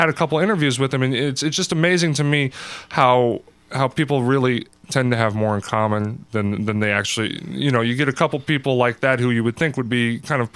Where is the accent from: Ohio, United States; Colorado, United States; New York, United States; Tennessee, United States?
Colorado, United States; Denver; moved away; I'm from Denver, so I'm Bronco fan.